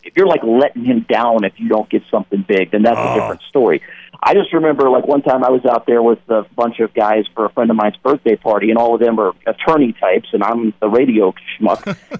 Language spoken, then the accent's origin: English; the South, United States; I'm from the South